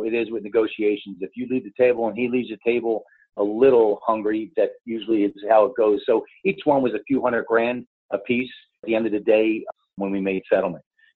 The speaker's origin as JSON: {"language": "English", "region": "New Jersey", "country": "United States", "tie": "born or raised there", "also_born_or_lived": "Philadelphia, Pennsylvania", "moved": "yes", "lives_now": "San Diego, United States", "said": "I'm originally from the East Coast. I'm raised in New Jersey. I'm born in Philly"}